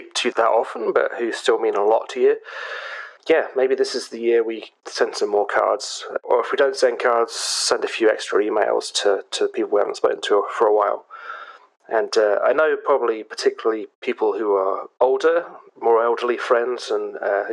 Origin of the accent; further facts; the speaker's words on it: England, United Kingdom; us being rude English people